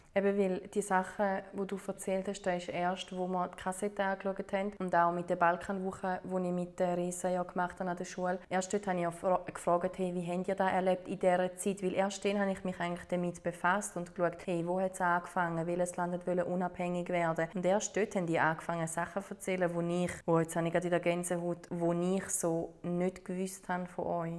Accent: Switzerland; Ich bin zum Beispiel in der Schweiz geboren

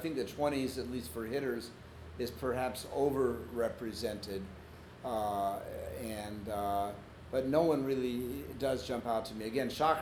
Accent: Seattle, Washington, United States; I'm from Seattle

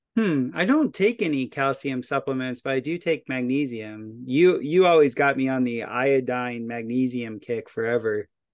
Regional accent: Florida, United States; now in Ozarks, United States; where I grew up in Florida

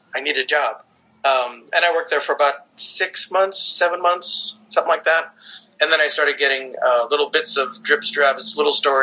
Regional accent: Stevens Point, Wisconsin, United States; I was raised in Wisconsin, Stevens Point, Wisconsin

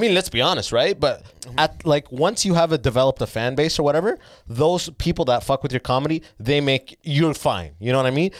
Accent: Northern Sudan, Sudan; moved away; I'm from the North 'cause we got fucked by the Arabs

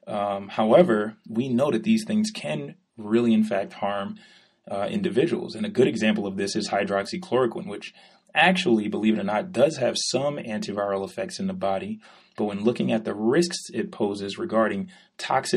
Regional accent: New York City, New York, United States; I'm from New York.

